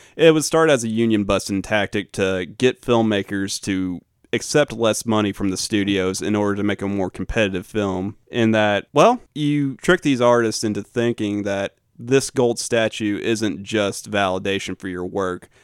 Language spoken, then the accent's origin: English; the South, United States; as a Southerner